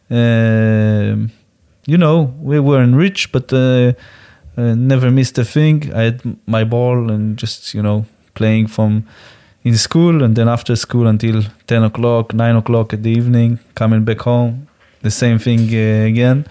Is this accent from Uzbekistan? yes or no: no; Jerusalem, Jerusalem District, Israel; I grew up in Jerusalem where buses were bombing.